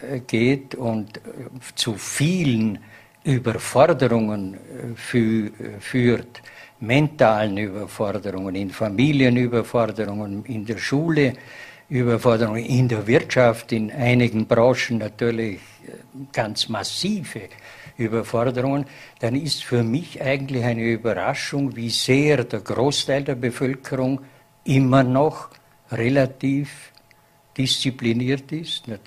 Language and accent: German; Vorarlberg, Austria; so wird man es auch als Vorarlberger Gemeinschaft wieder schaffen, hier herauszukommen.